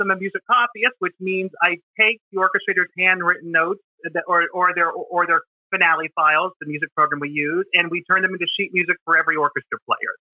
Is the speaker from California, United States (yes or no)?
no; Houston, Pennsylvania, United States; now in New York, United States; I'm originally from Houston, Pennsylvania, southwest of, uh, from southwest of Pittsburgh.